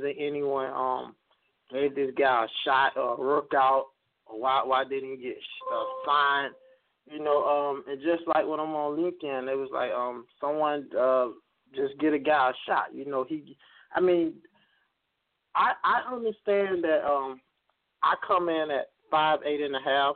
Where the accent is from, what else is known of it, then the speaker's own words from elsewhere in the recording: Pahokee, Florida, United States; we come from Pahokee, Florida. It's a small town on the shores of Lake Okeechobee